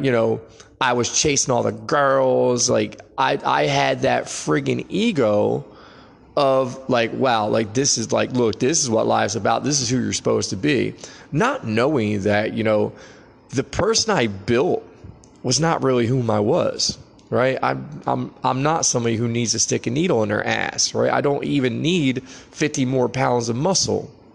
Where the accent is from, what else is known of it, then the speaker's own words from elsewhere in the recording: United States; we're American